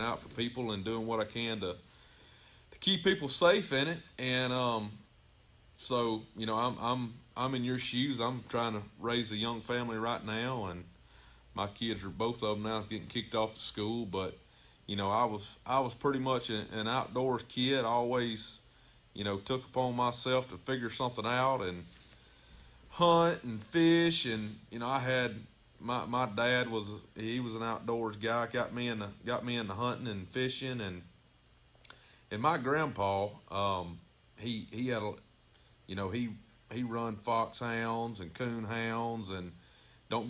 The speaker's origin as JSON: {"language": "English", "area": "Amite County", "region": "Mississippi", "country": "United States", "tie": "born or raised there", "also_born_or_lived": "Smithdale, Mississippi", "said": "I grew up here in Amick County myself, kind of born and raised in the western central part of the county"}